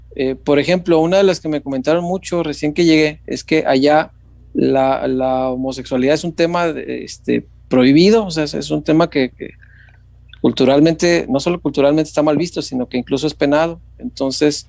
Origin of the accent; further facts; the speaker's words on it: Mexico; Pues que de México